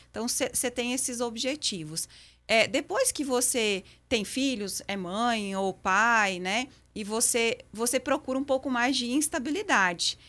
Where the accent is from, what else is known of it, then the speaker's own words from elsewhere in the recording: western Santa Catarina, Brazil; moved away as an adult; now in Patrocínio, Brazil; eu sou catarinense